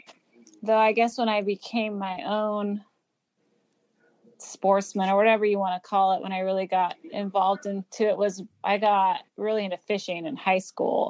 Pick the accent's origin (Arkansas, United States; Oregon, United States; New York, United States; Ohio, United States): Oregon, United States; moved away as an adult; now in Virginia, United States; I grew up in Oregon.